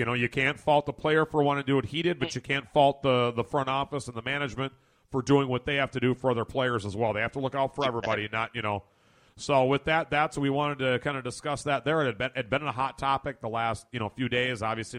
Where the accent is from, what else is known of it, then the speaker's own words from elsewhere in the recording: Puerto Rico; I really want to go play for Puerto Rico. I really want to go play for my home country.